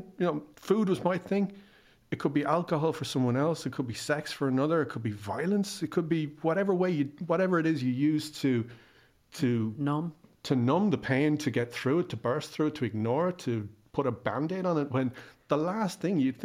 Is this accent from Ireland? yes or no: yes; Ireland; I'm Irish